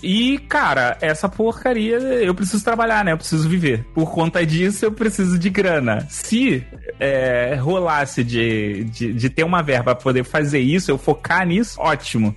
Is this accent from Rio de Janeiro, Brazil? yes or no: yes; Rio de Janeiro, Brazil; Eu sou carioca